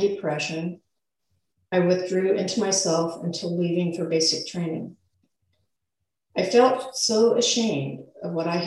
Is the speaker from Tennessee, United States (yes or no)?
no; Forest Grove, Oregon, United States; I moved back to my hometown, Forest Grove, with two kids at 22